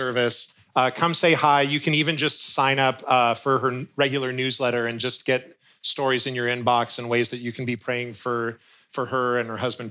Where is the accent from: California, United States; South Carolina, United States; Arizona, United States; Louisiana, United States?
California, United States; Bay Area; I was born and raised here in the Bay Area